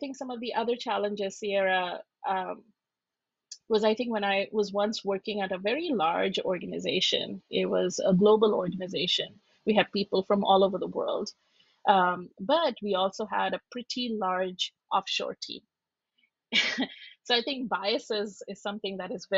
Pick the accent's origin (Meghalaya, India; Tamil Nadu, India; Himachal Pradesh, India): Meghalaya, India; Shillong; moved away as an adult; now in United States; I'm from Shillong, which is in the northeast.